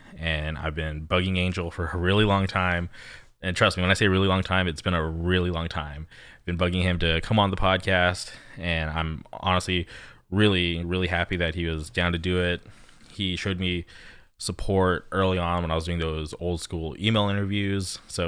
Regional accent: Palm Springs, California, United States; now in Orange County, United States; When I grew up in Palm Springs, like I've said, our scene was just kind of off and on

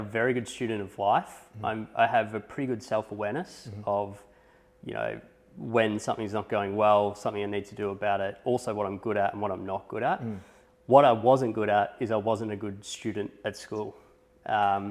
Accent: Echuca, Victoria, Australia; moved away; also born or lived in United States; I grew up in Echuca, which is a small town

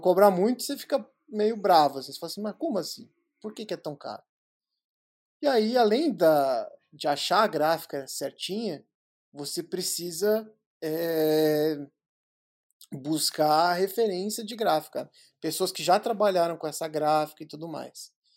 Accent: São Paulo, Brazil; eu sou de São Paulo

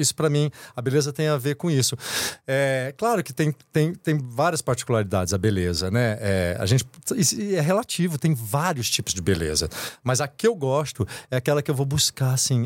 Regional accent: Brazil; moved away; eu nasci, eu sou, sou caipira lá do interior

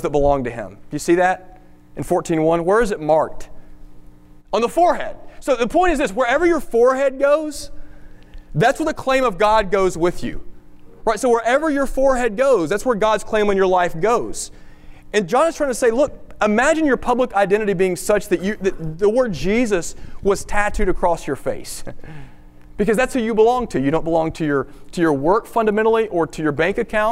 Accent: Tennessee, United States; my home state of Tennessee

